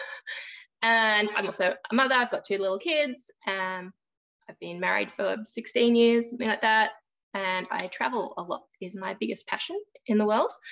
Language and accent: English; Australia; I am from Australia. So I live on the East Coast, just a bit north of Sydney